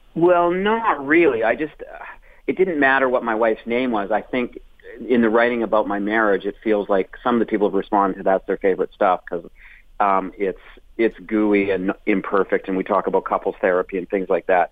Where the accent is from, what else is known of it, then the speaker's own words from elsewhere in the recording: Calgary and Edmonton, Alberta, Canada; moved away as an adult; also born or lived in Toronto; I was in Calgary and Edmonton back and forth for my sort of formative um, years up until I left there uh, to do comedy in Toronto